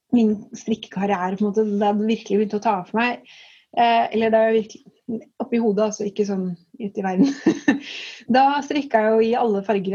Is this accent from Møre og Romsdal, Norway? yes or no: no; Strømmen, Akershus, Norway; moved away as an adult; now in Tønsberg, Norway; Jeg kommer jo fra Strømmen, som er et lite sted utenfor Oslo.